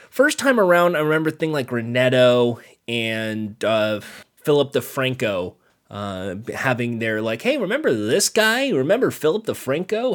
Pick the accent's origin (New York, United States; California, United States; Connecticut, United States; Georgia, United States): California, United States; Ventura County; I grew up in the Ventura County area